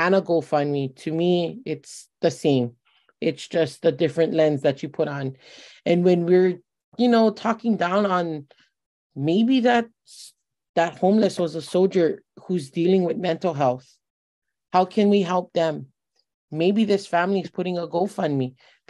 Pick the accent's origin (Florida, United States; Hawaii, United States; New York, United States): Hawaii, United States; West Side; I was born and raised on the West Side.